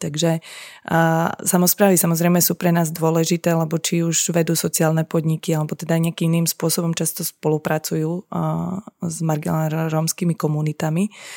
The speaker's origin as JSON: {"language": "Slovak", "country": "Slovakia", "also_born_or_lived": "England / India", "moved": "yes", "said": "v zahraničí, kde som dlhé roky žila a potom po návrate na Slovensko"}